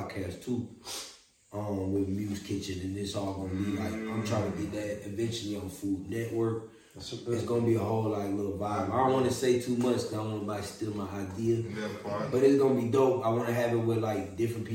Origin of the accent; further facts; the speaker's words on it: Orlando, Florida, United States; moved away; also born or lived in Arizona; I'm from Orlando, born and raised